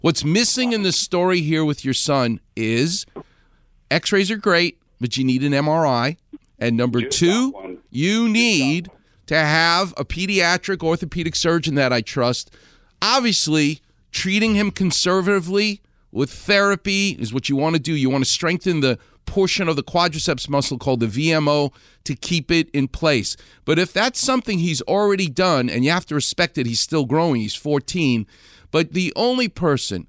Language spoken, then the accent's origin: English; New York City, New York, United States; I'm a Jew from Far Rockaway.